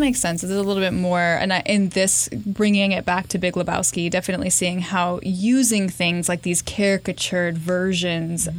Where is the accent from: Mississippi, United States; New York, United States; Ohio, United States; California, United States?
California, United States; growing up in California and frequenting thrift stores